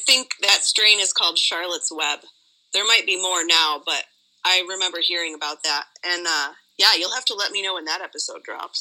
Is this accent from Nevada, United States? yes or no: yes; Nevada, United States; I am from Nevada